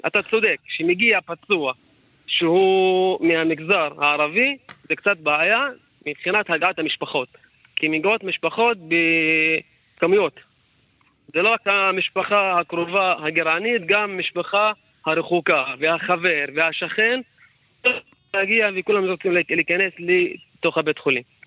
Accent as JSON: {"language": "Hebrew", "town": "Ka'abiyye", "region": "Northern District", "country": "Israel", "said": "מכפר כעביה"}